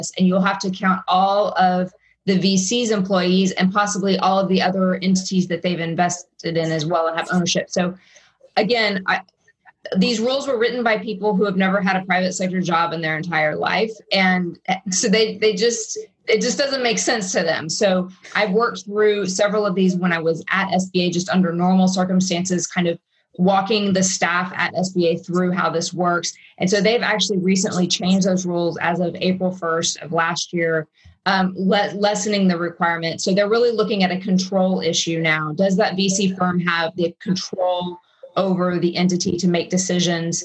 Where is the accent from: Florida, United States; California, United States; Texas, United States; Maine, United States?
Texas, United States; Austin; I'm from Austin